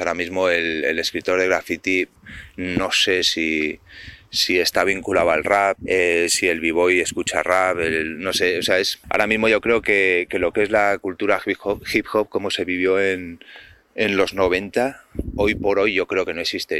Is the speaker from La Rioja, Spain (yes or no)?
no; Pamplona, Navarre, Spain; desde Pamplona, la comunidad navarra